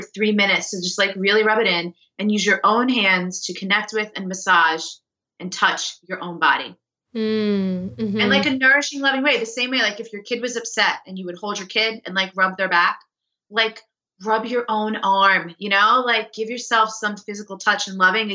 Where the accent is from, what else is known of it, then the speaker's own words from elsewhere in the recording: New York, United States; I'm a New Yorker, like, I'm a fast paced East Coast type of person.